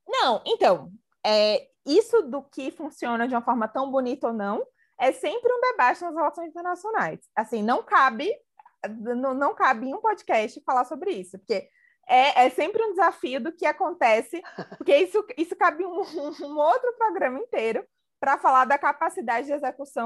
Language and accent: Portuguese; Brazil; A gente como brasileiro